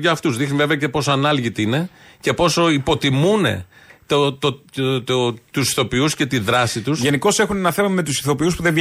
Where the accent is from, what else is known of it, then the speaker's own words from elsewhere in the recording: Ilioupoli, Attica, Greece; Και εγώ που γεννήθηκα και μένω στην Ηλιούπολη ναι. τα τελευταία 32 χρόνια.